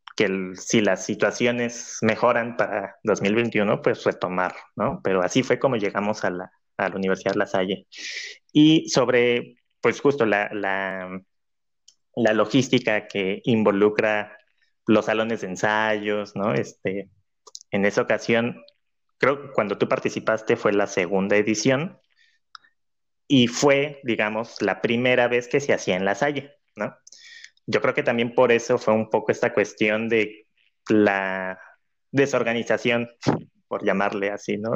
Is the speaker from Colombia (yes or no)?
no; Cancún, Quintana Roo, Mexico; Cancún, que es la ciudad donde, donde decidí hacerlo, por ser pues mi ciudad de origen, de nacimiento